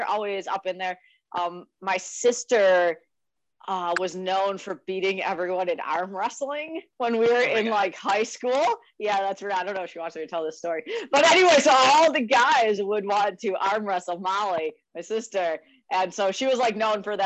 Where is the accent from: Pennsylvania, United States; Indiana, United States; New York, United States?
New York, United States; Western; moved away as an adult; now in North Carolina, United States; I grew up in a lot of places throughout Western New York, but I rodeoed all through high school